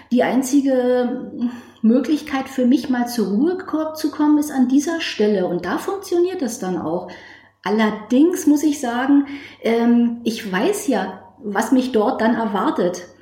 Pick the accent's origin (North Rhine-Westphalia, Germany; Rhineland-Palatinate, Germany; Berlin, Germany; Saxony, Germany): Berlin, Germany; bin 50 Jahre alt. Ich komme aus Berlin